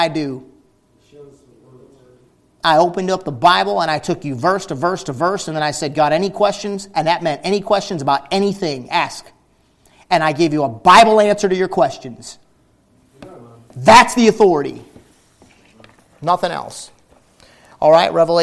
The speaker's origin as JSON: {"language": "English", "country": "United States", "said": "us Americans"}